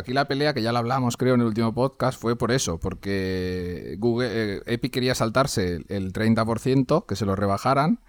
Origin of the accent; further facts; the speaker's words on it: Valencia, Valencian Community, Spain; pues soy, de Valencia, hablo valenciano y aparte hablo castellano